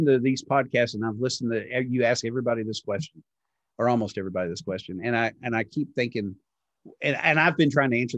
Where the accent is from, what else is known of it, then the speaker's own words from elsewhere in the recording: Texas, United States; growing up in Texas, and I date the Baptist girls